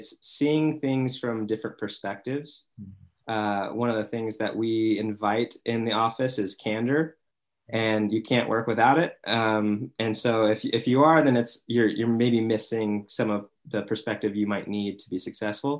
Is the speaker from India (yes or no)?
no; Mesa, Arizona, United States; now in Utah, United States; I'm from Mesa, Arizona, now in Utah. It's my adopted home.